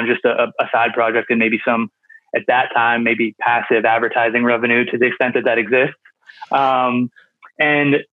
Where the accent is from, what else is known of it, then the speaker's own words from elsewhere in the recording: Pittsburgh, Pennsylvania, United States; I'm from Pittsburgh, Pennsylvania, based there. I'm there now